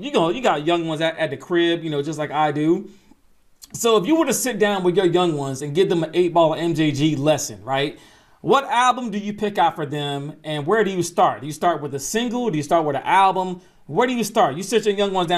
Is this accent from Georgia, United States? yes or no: yes; Atlanta, Georgia, United States; I'm not from Memphis, I'm from Atlanta